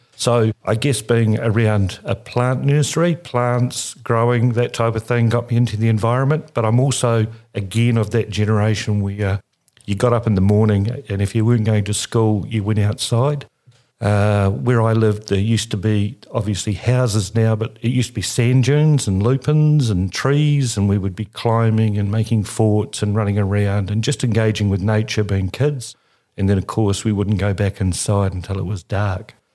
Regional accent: Christchurch, Canterbury, New Zealand; also born or lived in Australia; I'm a Cantabrian, born here in Christchurch, and lived here most of my life, other than in a time when I lived in Australia.

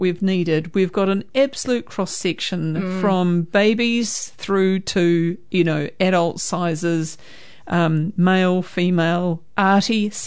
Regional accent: Greymouth, West Coast, New Zealand; now in Hamilton, New Zealand; I was born in Greymouth.

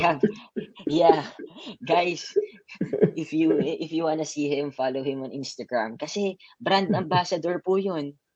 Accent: Quezon City, Metro Manila, Philippines; moved away as an adult; also born or lived in Masbate / Cavite; now in New Zealand; Lumaki ako sa QC, sa Fairview.

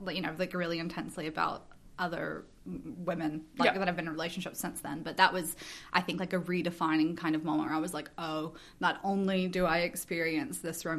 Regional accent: the South, United States; my growing up in the South largely impacted that.

